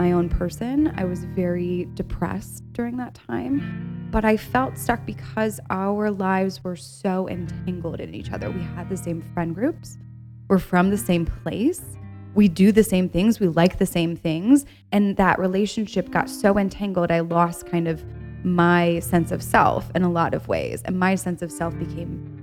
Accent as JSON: {"language": "English", "region": "Ohio", "country": "United States", "said": "I'm from Ohio, and from Ohio, there's this mentality"}